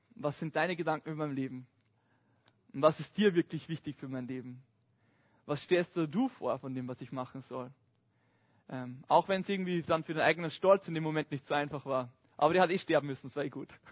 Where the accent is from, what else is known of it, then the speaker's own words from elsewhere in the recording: Upper Austria, Austria; moved away; ich komme ursprünglich aus Oberösterreich. Und ich bin so ein richtiges Landkind.